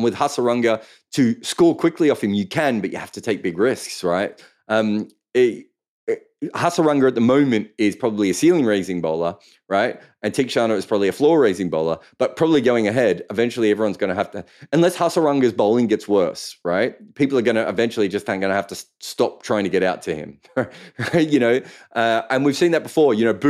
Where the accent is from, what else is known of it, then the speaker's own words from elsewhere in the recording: Melbourne, Victoria, Australia; Yeah, I mean, I grew up in Melbourne, and there were so many Croatian and Serbian people.